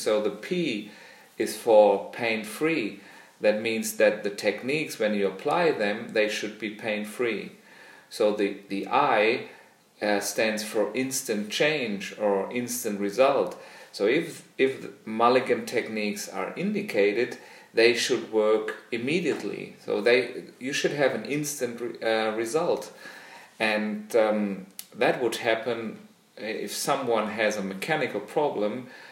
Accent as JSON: {"language": "English", "country": "Germany", "also_born_or_lived": "Australia", "said": "I'm a physiotherapist from Germany"}